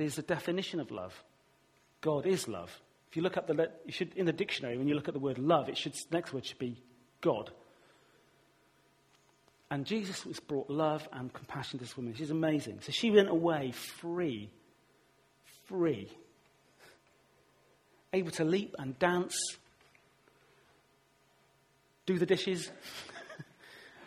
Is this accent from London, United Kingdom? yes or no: no; Weston-super-Mare, South West England, United Kingdom; my hometown, Western Supermare